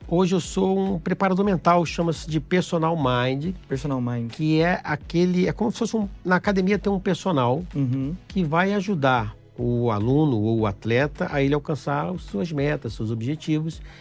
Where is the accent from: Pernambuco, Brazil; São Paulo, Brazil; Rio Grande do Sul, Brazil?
Pernambuco, Brazil; eu tenho 52 anos. É, sou pernambucano